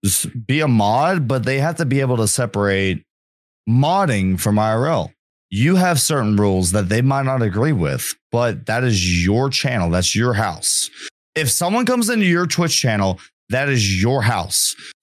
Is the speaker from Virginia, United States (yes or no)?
yes; Virginia, United States; born there; And I was born in the Appalachian Mountains, and damn it to hell, I'm a mountain man.